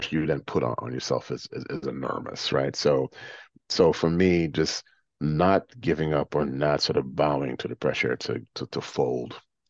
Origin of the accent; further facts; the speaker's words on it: New York City, New York, United States; I'm from New York City. Fuck this. Like, this place can't break me.